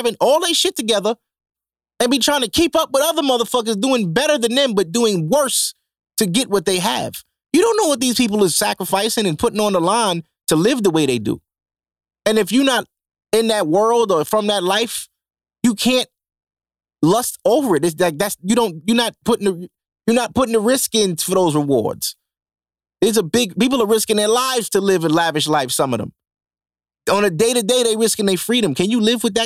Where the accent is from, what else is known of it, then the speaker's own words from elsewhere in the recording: New York City, New York, United States; I'm from Canarsie.